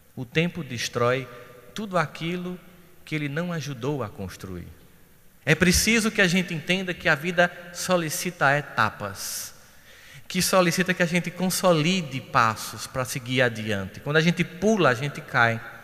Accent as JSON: {"language": "Portuguese", "region": "Northeast Brazil", "country": "Brazil", "said": "a gente é nordestino"}